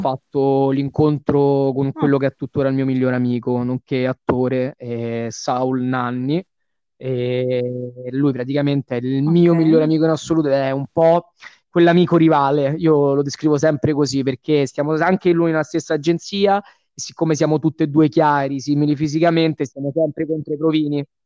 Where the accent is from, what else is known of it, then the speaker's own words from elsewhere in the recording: Rome, Lazio, Italy; essendo romano c'è un lavoro sulla dizione